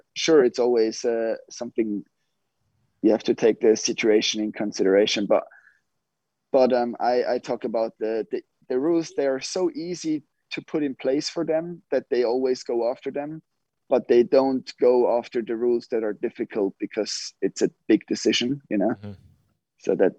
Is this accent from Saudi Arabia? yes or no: no; Switzerland; born or raised there